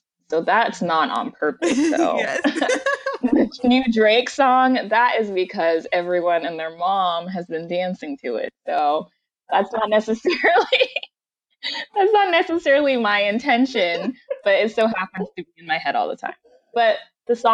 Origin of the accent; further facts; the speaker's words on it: Nigeria; I'm Nigerian